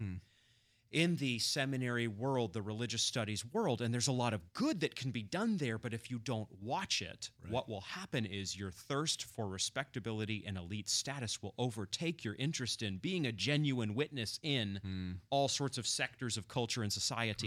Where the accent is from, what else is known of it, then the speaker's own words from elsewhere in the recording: Machias, Maine, United States; moved away; I'm from coastal Maine originally